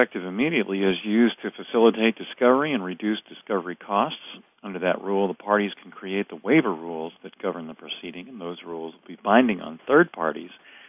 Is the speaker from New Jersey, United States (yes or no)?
no; Southern California, United States; I'm from sunny Southern California.